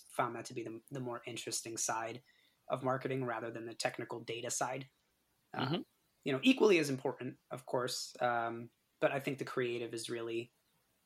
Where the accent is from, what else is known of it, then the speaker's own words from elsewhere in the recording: East Longmeadow, Massachusetts, United States; I'm born and raised East Longmeadow, Massachusetts.